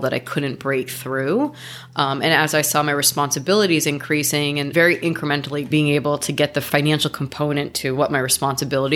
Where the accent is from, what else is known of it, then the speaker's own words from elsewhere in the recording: New York, United States; moved away as an adult; also born or lived in Florida / Miami; now in Los Angeles, United States; I came to Los Angeles 16 years ago. But I grew up in New York.